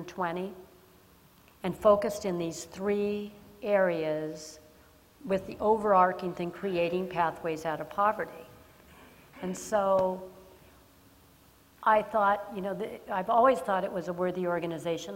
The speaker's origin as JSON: {"language": "English", "town": "Los Angeles", "region": "California", "country": "United States", "tie": "born or raised there", "said": "I was born and raised in Los Angeles"}